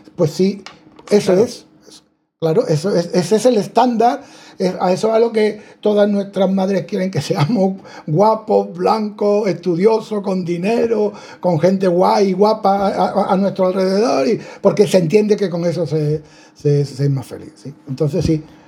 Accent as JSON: {"language": "Spanish", "country": "Spain", "said": "somos españoles, béticos, universitarios, varones"}